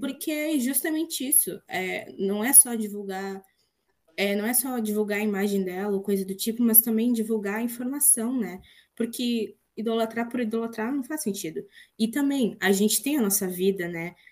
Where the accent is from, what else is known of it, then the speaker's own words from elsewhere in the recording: Rio Grande do Sul, Brazil; vocês já devem ter percebido que eu sou gaúcha também.